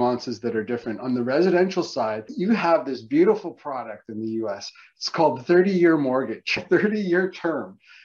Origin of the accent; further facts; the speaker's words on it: Canada; as a Canadian in the US